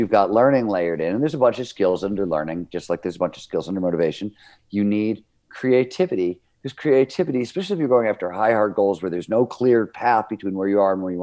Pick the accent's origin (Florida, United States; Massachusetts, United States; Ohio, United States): Ohio, United States; Cleveland; I grew up in Cleveland, Ohio. It was a blue collar steel mill town.